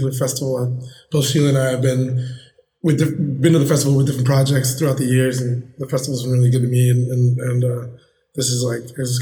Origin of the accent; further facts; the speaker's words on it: McAllen, Texas, United States; moved away as an adult; now in New York, United States; I'm from McAllen, Texas, in the Rio Grande Valley, South Texas